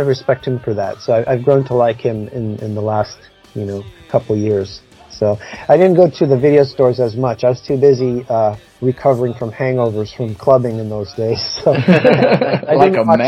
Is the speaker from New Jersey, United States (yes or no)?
no; New York City, New York, United States; I'm from the Brooklyn streets